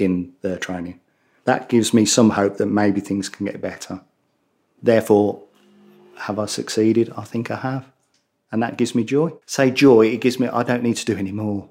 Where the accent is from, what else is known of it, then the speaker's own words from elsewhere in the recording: Birmingham, West Midlands, United Kingdom; accent: Brummie; my Brummie accent